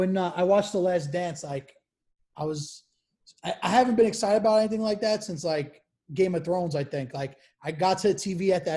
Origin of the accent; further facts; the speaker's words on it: New York City, New York, United States; also born or lived in Queens; I'm Brooklyn. I'm from Brooklyn, but I moved to Queens now.